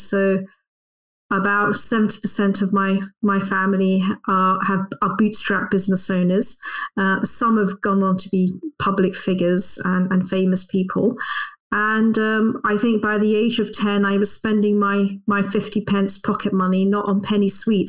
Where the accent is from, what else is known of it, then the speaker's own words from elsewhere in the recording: London, United Kingdom; That's right. Yes, I'm a Londoner.